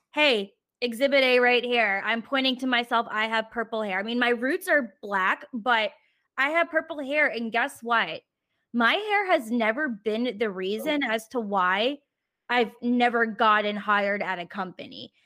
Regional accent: Richmond, Virginia, United States; moved away; I'm currently back in my hometown of Richmond, Virginia for the whole month of April

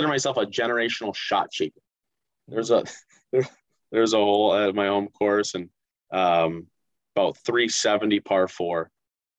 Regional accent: Northfield, Minnesota, United States; moved away as an adult; now in Mankato, United States; Growing up in Northfield as a Raider

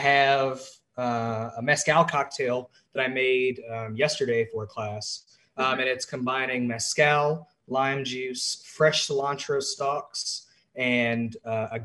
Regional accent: Atlanta, Georgia, United States; moved away as an adult; now in Washington, D.C., United States; I'm originally from Atlanta, Georgia. I came up here in the winter of 2018

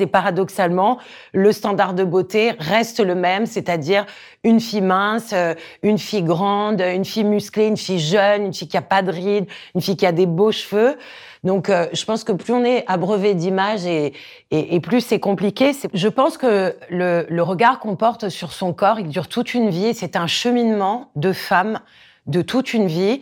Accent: Corsica, France; J'ai grandi en Corse

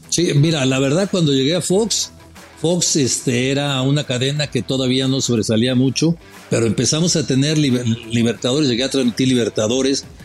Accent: Mexico; me preguntó que de dónde era. Le dije, de México

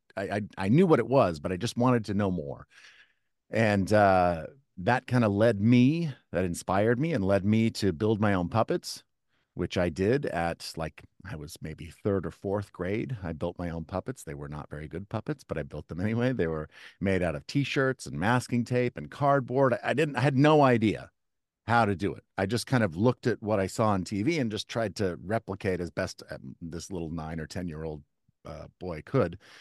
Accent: Kansas City, United States; now in East Coast, United States; I grew up in the Midwest in Kansas City

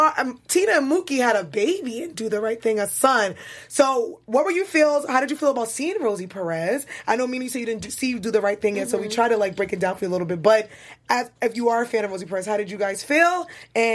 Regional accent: New York City, New York, United States; growing up in Brooklyn, like, I'm Black American

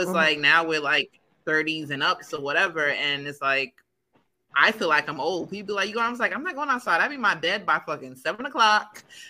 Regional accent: Long Island, New York, United States; we're from Long Island as well.

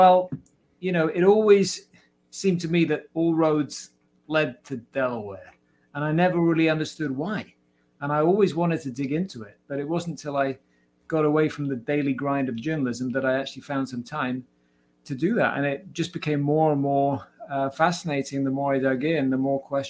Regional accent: Cardiff, Wales, United Kingdom; Anthony Hopkins and Shirley Bassey from my hometown, Cardiff.

